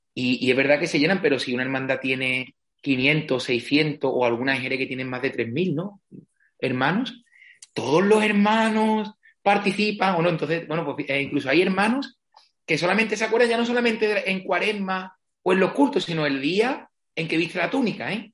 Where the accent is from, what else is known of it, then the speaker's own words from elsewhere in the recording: Villamartín, Andalusia, Spain; moved away as an adult; desde siempre he tenido mucha cercanía con la parroquia de mi pueblo, Villamartín